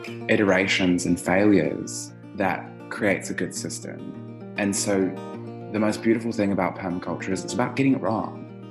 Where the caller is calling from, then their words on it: Melbourne, Victoria, Australia; My pronouns are they, them, and I'm calling in from Wurundjeri country, so-called Melbourne, on stolen lands as well.